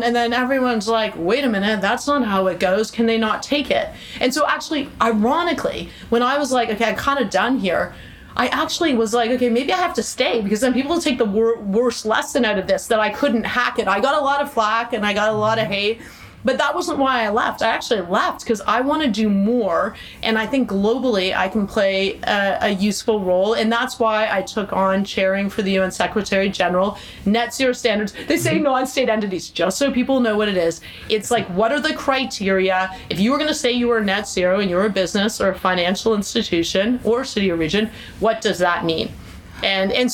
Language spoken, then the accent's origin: English; Hamilton, Ontario, Canada; I'm from Hamilton, Ontario